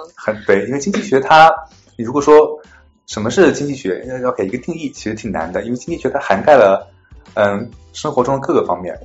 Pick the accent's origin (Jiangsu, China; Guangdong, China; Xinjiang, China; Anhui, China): Jiangsu, China; moved away as an adult; now in United States; 我来自江苏，我本科毕业于南京大学的经济学系。嗯，毕业之后我来到美国的，呃，威斯康星大学，呃，麦迪逊分校攻读经济学博士学位。然后在去年毕业了之后，现在在亚马逊，嗯，做经济学家